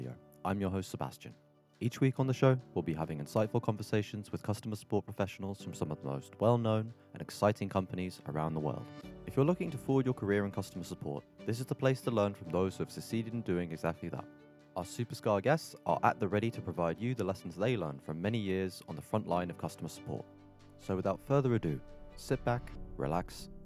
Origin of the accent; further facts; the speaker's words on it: England, United Kingdom; as an Englishman